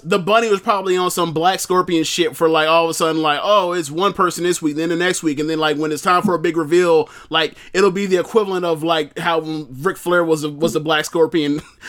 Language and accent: English; South East England, United Kingdom; and I'm from England, Sussex to be precise.